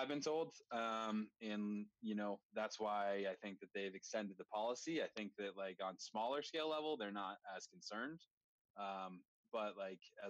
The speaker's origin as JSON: {"language": "English", "region": "Vermont", "country": "United States", "said": "I'm from Vermont"}